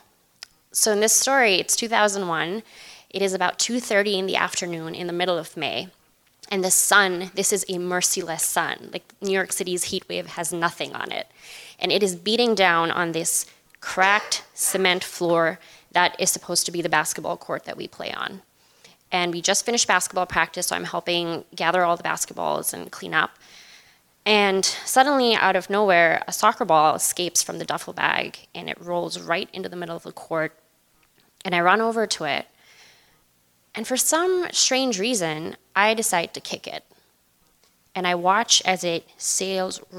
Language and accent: English; Pakistan; moved away; I grew up in Pakistan